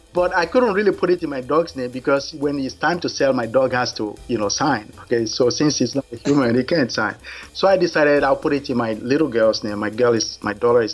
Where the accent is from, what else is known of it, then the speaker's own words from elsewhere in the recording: Nigeria; moved away as an adult; now in United States; I was born in Nigeria. I moved to the U.S. in 1981.